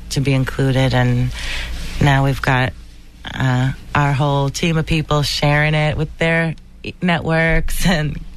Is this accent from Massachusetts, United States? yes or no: yes; Boston, Massachusetts, United States; Uh, and I'm a singer from Boston.